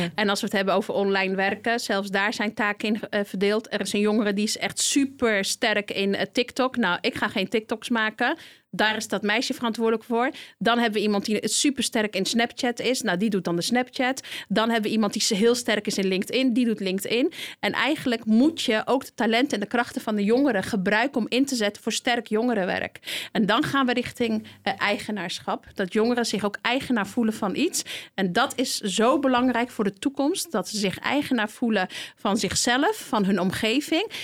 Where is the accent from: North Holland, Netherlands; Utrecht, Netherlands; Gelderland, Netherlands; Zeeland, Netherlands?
Utrecht, Netherlands; Ik kom inderdaad uit Overvecht